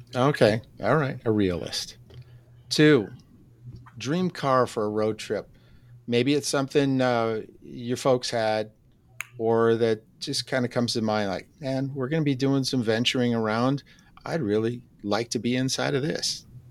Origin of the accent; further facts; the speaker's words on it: Wisconsin, United States; I'm from Wisconsin.